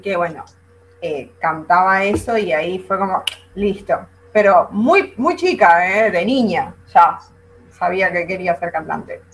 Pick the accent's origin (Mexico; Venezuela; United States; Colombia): Venezuela; moved away as an adult; now in Argentina; Yo no nací acá en Argentina. En realidad yo nací en Venezuela.